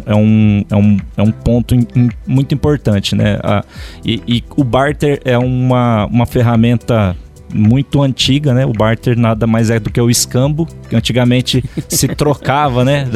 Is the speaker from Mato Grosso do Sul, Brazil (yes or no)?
yes; Dourados, Mato Grosso do Sul, Brazil; moved away as an adult; also born or lived in Sapezal, Mato Grosso; sou natural de Dourados, Mato Grosso do Sul